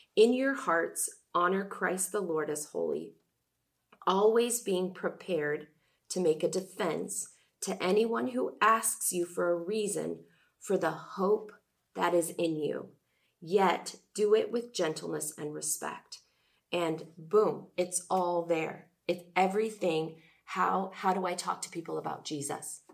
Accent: Oregon, United States; I'm from Oregon, Ergo, I grew up a Blazers fan

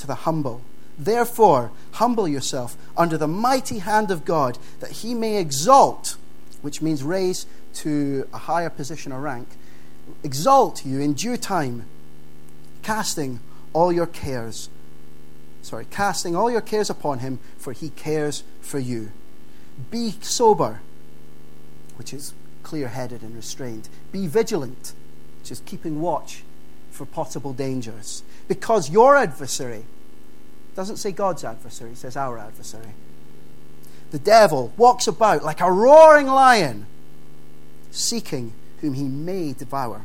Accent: Dundee, Scotland, United Kingdom; the church that I grew up in Dundee

